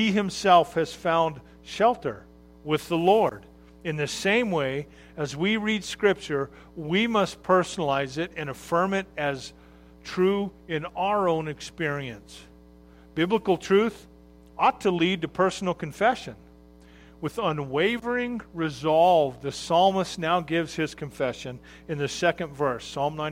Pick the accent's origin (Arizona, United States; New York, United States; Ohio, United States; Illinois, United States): Arizona, United States; when I grew up in Arizona